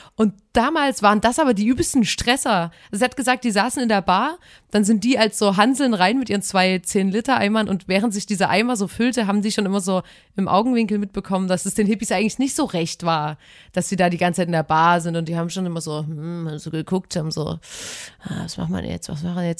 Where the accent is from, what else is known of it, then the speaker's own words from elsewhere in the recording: Chemnitz, Saxony, Germany; eine billige Wohnung bei uns in Chemnitz auf dem Sonnenberg